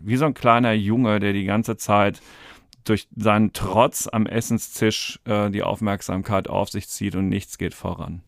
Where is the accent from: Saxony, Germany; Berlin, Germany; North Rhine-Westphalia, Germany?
North Rhine-Westphalia, Germany; Dortmund; ich komme aus Dortmund